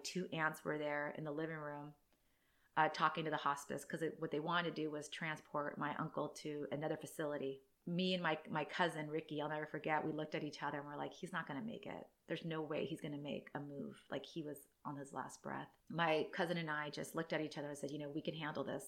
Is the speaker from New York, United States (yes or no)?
no; San Diego, California, United States; I live born and raised in San Diego.